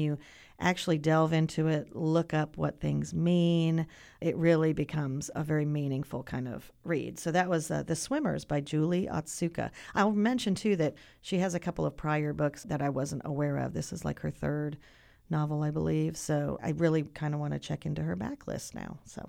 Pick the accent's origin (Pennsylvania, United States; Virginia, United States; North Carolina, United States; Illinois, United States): North Carolina, United States; And it's set in North Carolina. {S0} Right. {S1} So that's my home state.